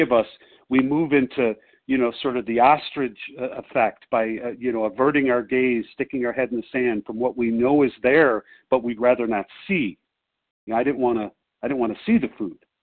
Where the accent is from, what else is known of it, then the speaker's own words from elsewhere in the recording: Chicago, Illinois, United States; I'm visiting my sweetheart in Denver, but I'm from Chicago